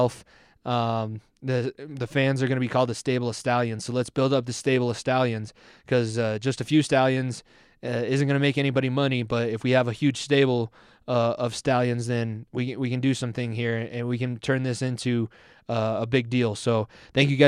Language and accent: English; Denver, Colorado, United States; We're both from Denver